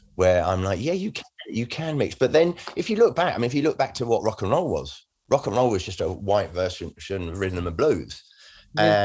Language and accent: English; Redhill, South East England, United Kingdom; also born or lived in Bromley; I was born in Bromley, but I, did, I grew up in Red Hill in Surrey